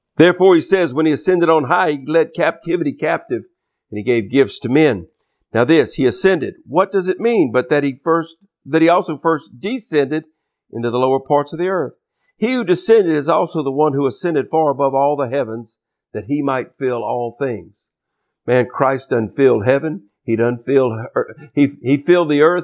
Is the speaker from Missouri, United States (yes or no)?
no; Louisiana, United States; I'm from Louisiana down here in the Gulf States region.